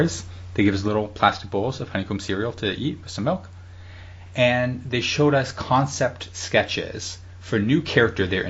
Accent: Canada; as Canadian

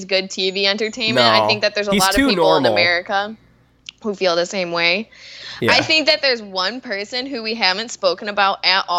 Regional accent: Chicago, Illinois, United States; we're from the Chicagoland area

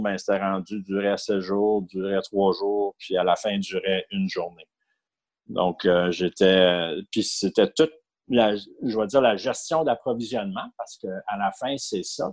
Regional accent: Ottawa, Ontario, Canada; moved away as an adult; also born or lived in Montreal; j'ai été élevé à Ottawa jusqu'à l'âge de 19 ans où j'ai déménagé à Montréal

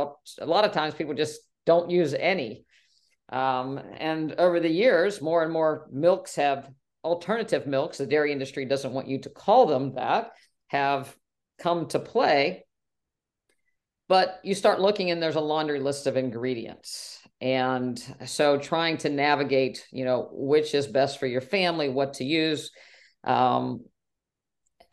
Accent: West Virginia, United States; I grew up in West Virginia and I remember my family going to 2% cow's milk

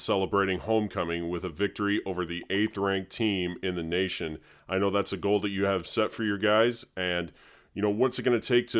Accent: Indiana, United States; moved away; Indianapolis is a program that is from my home state.

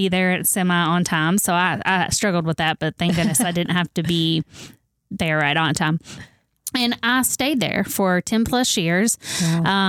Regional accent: Owensboro, Kentucky, United States; I grew up in Owensboro. My whole life, pretty much

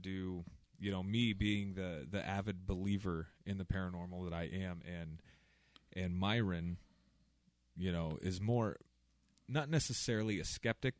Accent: Southwest Iowa, United States; I am born and raised Southwest Iowa, corn-fed farm boy

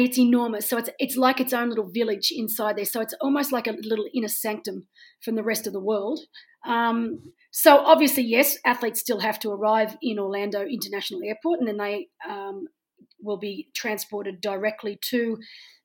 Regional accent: Australia

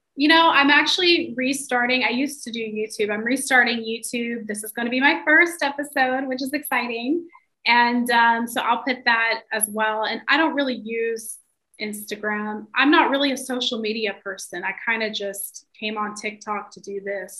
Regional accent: the South, United States; I'm from the South, so I'm from like a really traditional like upbringing

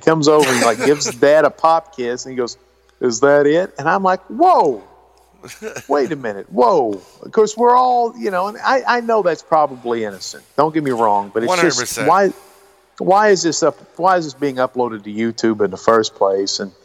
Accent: Baltimore, Maryland, United States; I was born in Baltimore

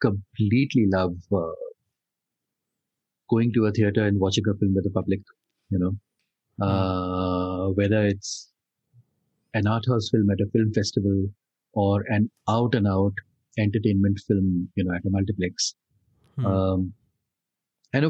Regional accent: Delhi, India; growing up in Delhi as a child and school and college.

